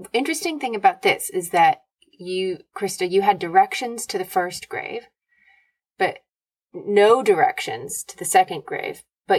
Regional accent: United States; moved away; is a bit confusing, because Daddy is 100% Irish. And I'm American.

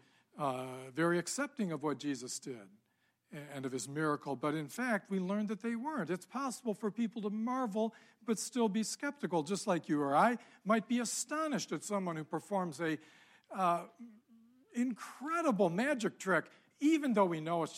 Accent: Ann Arbor, Michigan, United States; I grew up in Ann Arbor

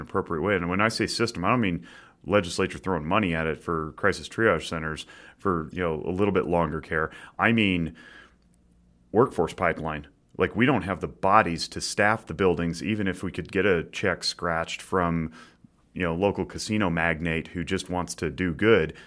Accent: Nevada, United States; we're all from Nevada

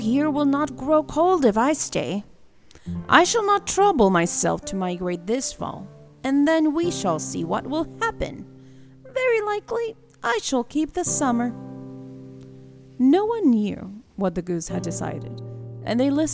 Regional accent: Puerto Rico; moved away as an adult; now in Florida, United States; I was born and raised in Puerto Rico

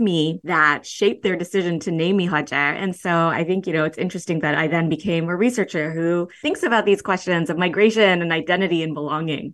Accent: United States; also born or lived in Berlin, Germany / Iran (ancestry); although I did grow up here.

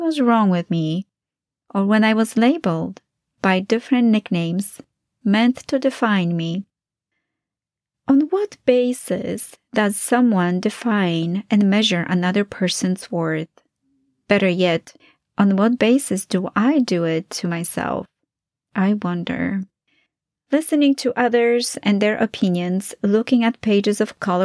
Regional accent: Poland; moved away; my early years of growing up in Poland

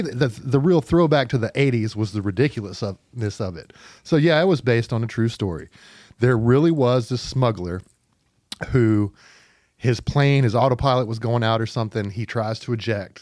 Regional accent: Pine Bluff, Arkansas, United States; moved away as an adult; also born or lived in Fayetteville, Arkansas; I'm a native Arkansan, uh, from Pine Bluff, Arkansas

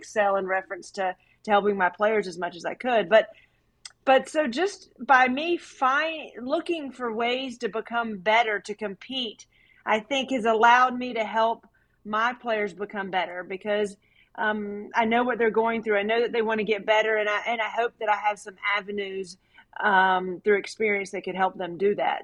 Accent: Raleigh, North Carolina, United States; I'm from Raleigh, North Carolina. I grew up there

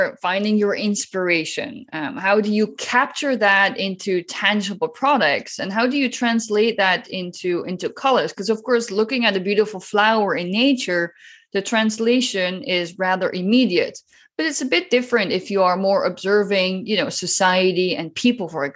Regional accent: Netherlands; I'm originally from the Netherlands

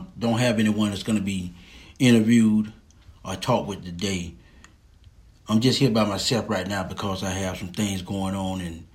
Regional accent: Lake City, Florida, United States; also born or lived in Jasper, Florida; I was born in Hamilton County, Jasper, Florida, 386. And I went to school in Lake City, Florida, 386.

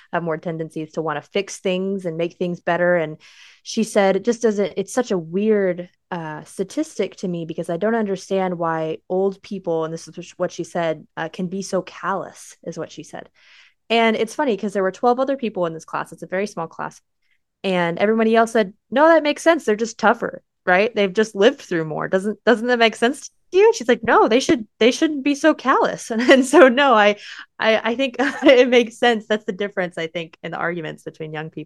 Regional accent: United States; we're American

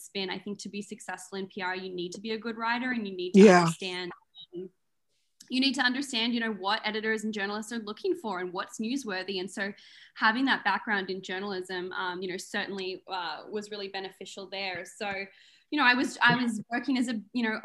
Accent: Melbourne, Victoria, Australia; moved away; I'm originally from Melbourne, Australia

